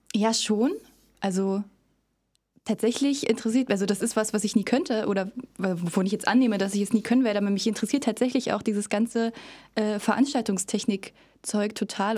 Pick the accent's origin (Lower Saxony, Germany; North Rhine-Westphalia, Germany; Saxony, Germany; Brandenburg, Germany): Brandenburg, Germany; Cottbus; Ich komme aus Cottbus. Ich bin hier schon immer gewesen. Ich komme äh, von nirgendwo anders her. Also ich war natürlich schon mal woanders, aber äh, ich bin hier quasi geboren und aufgewachsen